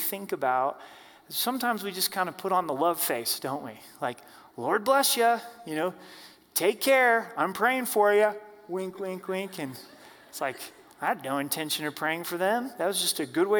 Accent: Oregon, United States; now in Colorado, United States; I grew up in Oregon, live here in Colorado

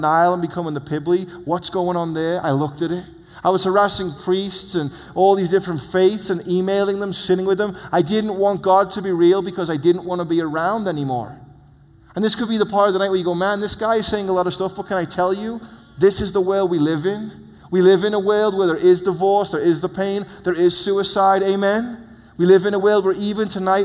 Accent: England, United Kingdom; moved away; I come from England where Charlie Darwin's on the money

